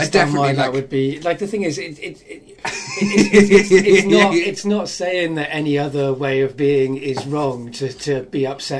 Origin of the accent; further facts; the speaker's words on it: Cardiff, Wales, United Kingdom; my childhood growing up in Cardiff. Once I got there at 12